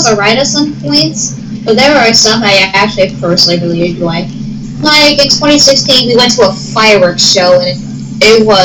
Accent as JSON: {"language": "English", "region": "Iowa", "country": "United States", "said": "you're no, from, I'm actually from Iowa."}